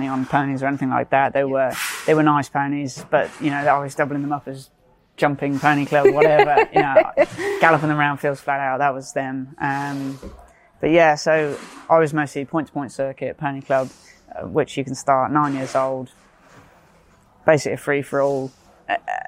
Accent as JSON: {"language": "English", "town": "Cheltenham", "region": "South West England", "country": "United Kingdom", "tie": "born or raised there", "said": "growing up near Cheltenham"}